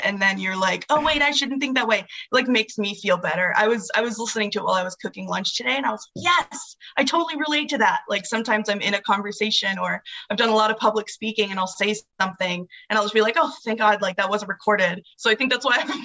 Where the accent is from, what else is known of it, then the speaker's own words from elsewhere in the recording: Arizona, United States; I'm from Arizona. My mom lived here in Arizona up until I was the age of 9